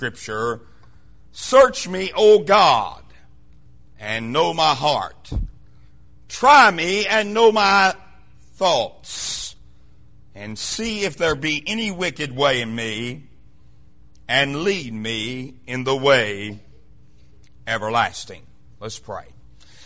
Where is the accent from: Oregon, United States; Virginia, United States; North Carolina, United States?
Virginia, United States; Wise; moved away as an adult; now in Kingsport, United States; Being from the mountains of southwestern Virginia, where I was raised in Wise, Virginia